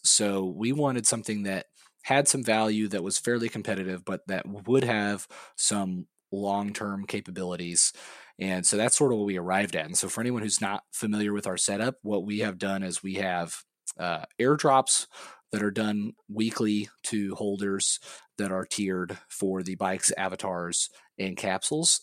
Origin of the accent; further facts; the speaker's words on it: Missouri, United States; moved away; I'm from Missouri originally